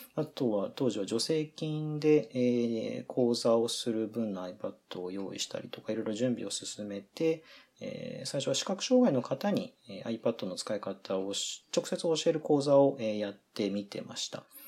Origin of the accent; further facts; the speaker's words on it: Okayama, Japan; moved away as an adult; now in Aomori, Japan; 私もともとは岡山県の出身で、えー、大学で進学を、まあ、青森市にしたので、それで青森に移り住んできたという感じです